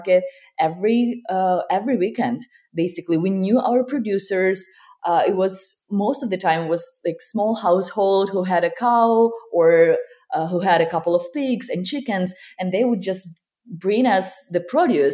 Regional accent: Ukraine; moved away as an adult; now in California, United States; I was born and raised in Ukraine, and I spent the most part of my life there. And then at 21, I came here with my husband

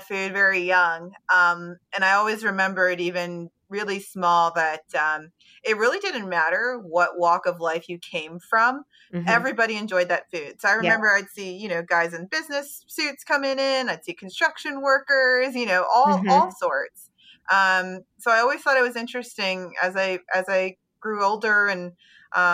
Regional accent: Baltimore, Maryland, United States; I grew up in Baltimore City

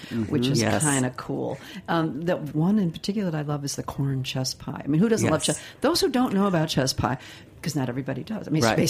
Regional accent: Midwest, United States; I'm from the Midwest too.

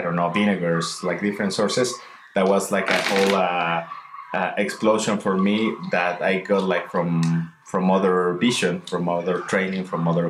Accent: Oaxaca, Mexico; moved away as an adult; also born or lived in San Francisco

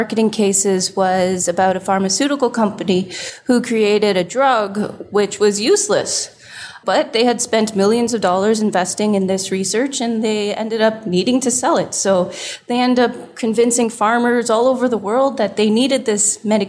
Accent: Toronto, Ontario, Canada; Yeah, different cities, but pretty much like all within the GTA.

